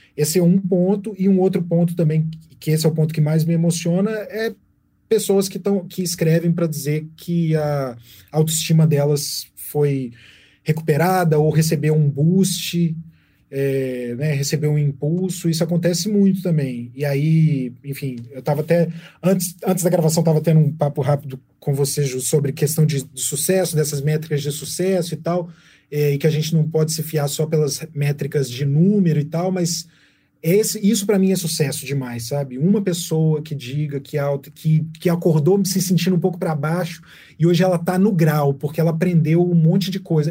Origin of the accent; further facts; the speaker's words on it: Minas Gerais, Brazil; eu sou jornalista, sou mineiro